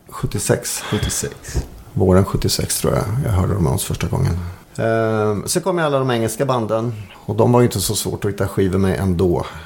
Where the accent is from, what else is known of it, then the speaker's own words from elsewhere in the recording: Malmslätt, Östergötland, Sweden; Jag bodde en knapp mil utanför Linköping, ute på landet.